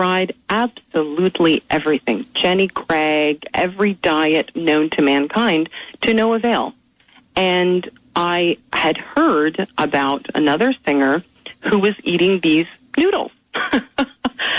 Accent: Canada; moved away as an adult; also born or lived in Philadelphia; now in United States; I am from Canada, and which is the country I love very much

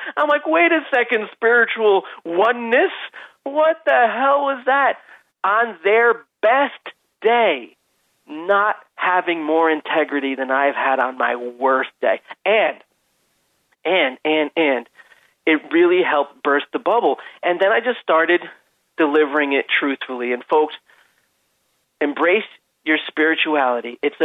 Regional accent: Long Island, New York, United States; I'm a dude from Long Island

